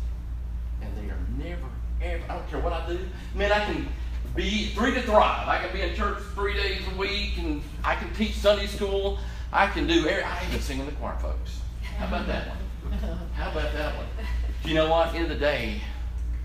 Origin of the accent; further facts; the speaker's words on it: Orlando, Florida, United States; moved away as an adult; now in Chattanooga, United States; I grew up in Orlando, Florida, and moved up here actually to go to Tennessee Temple University